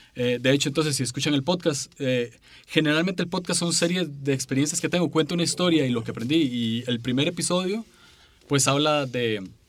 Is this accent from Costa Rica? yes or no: yes; San José, Costa Rica; soy de San José, Costa Rica